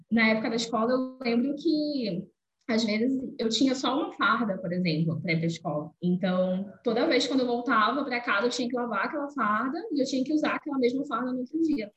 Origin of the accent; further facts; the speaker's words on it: Belém, Pará, Brazil; sou de Belém do Pará, é, venho da periferia, é, de um dos bairros mais populosos que tem aqui em Belém, que se chama Terra Firme